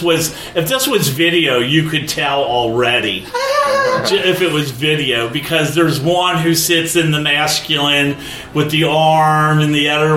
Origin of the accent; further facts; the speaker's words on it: Midwest, United States; I'm from the Midwest. So I know the farm life